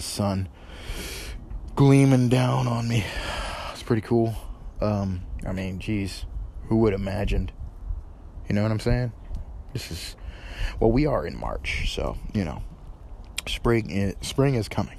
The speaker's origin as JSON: {"language": "English", "region": "northern New York", "country": "United States", "tie": "born or raised there", "moved": "yes", "lives_now": "Tennessee, United States", "said": "I'm from New York. Originally, I was raised in New York, mostly northern New York"}